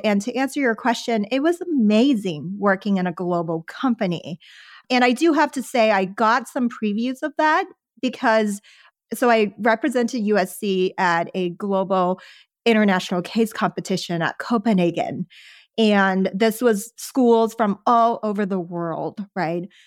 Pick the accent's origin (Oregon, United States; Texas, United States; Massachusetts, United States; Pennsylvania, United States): Texas, United States; Houston; English is a second language; moved away as an adult; also born or lived in Los Angeles; I grew up in Houston and then later Sherwin